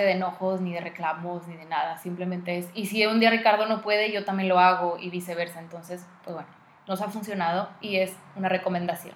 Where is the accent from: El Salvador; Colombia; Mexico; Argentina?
Mexico; aún siendo mexicana